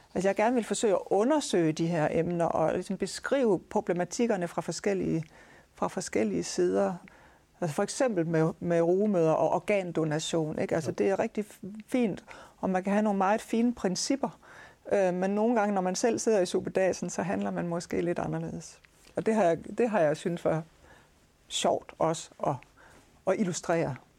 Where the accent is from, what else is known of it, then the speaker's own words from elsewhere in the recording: Aarhus, Central Denmark Region, Denmark; nu kommer jeg jo fra Aarhus. Min fa- familie er opvokset her